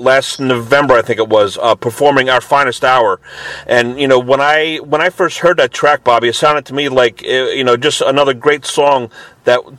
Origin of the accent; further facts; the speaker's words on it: Lower Bucks County, Pennsylvania, United States; I'm from Lower Bucks County, Pennsylvania.